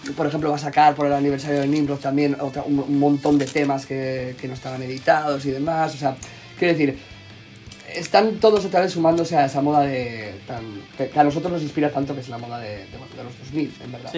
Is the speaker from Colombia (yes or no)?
no; Gijón, Asturias, Spain; somos un grupo de Gijón, de Asturias, de la zona norte de España